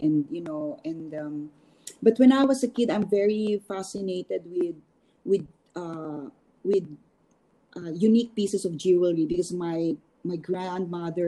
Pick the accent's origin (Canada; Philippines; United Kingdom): Philippines; moved away; also born or lived in New York; as a Filipino designer